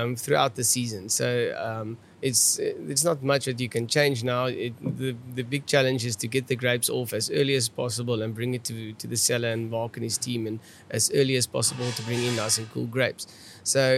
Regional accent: South Africa; accent: Afrikaans; my Afrikaans accent

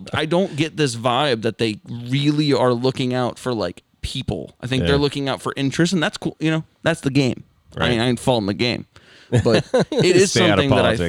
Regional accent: Atlanta, Georgia, United States; now in Indiana, United States; I was born in Atlanta.

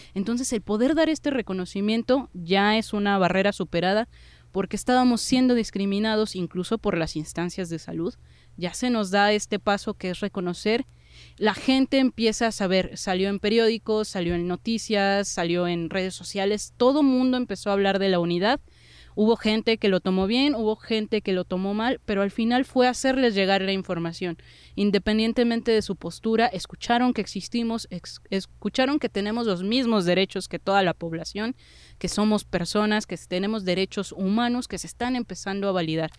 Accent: Mexico City, Mexico; somos ciudadanos de la Ciudad de México, somos ciudadanos del país

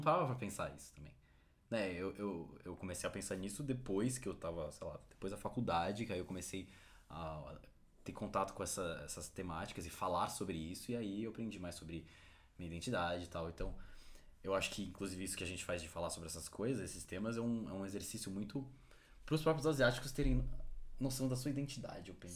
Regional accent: São Paulo, Brazil; eu a minha vida inteira aqui em São Paulo

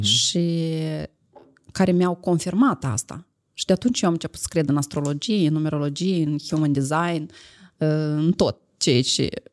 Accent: Moldova; eu sunt din Moldova

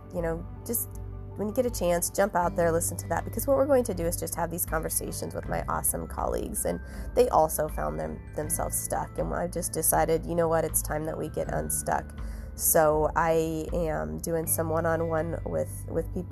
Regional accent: Ottumwa, Iowa, United States; also born or lived in Gary, Indiana / Cedar Rapids, Iowa; I'm from a farm in southeastern Iowa. I went to, you know, all through school down there.

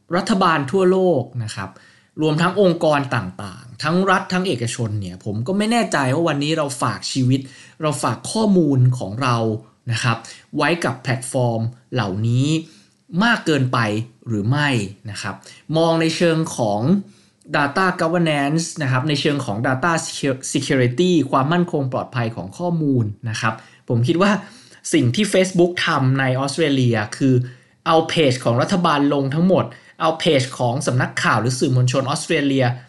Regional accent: Thailand

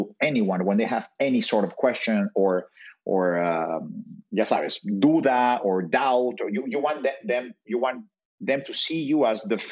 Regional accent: Mexico City, Mexico; also born or lived in Brazil; I'm from Mexico City, so of course those are my peeps

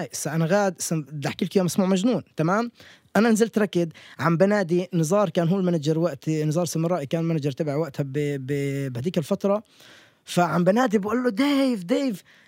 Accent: Palestine; وأنا فلسطيني

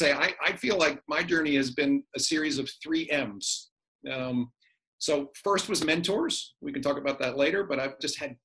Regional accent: Virginia, United States; also born or lived in Richmond, Virginia / Norfolk, Virginia / Texas / Boston; I was born in Richmond, Virginia, and went through high school finally in Norfolk, Virginia

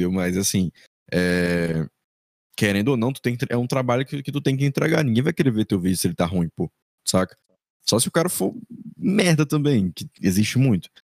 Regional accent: Maranhão, Brazil; eu tenho 21 anos, sou maranhense com orgulho

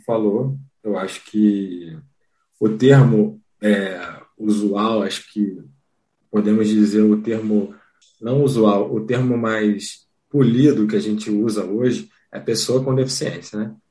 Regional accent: Rio de Janeiro, Brazil; eu sou do Rio de Janeiro, mas eu conheci o Sara em Belo Horizonte

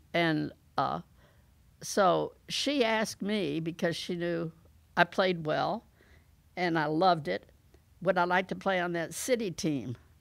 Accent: St. Petersburg, Florida, United States; I was fortunate in growing up in Saint Petersburg, Florida

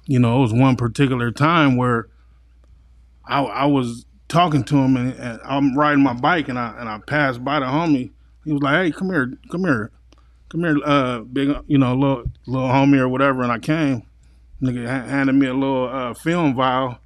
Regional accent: San Diego, California, United States; also born or lived in Los Angeles; I came out here in kindergarten and, you know, from then on, I, uh, lived with my grandparents

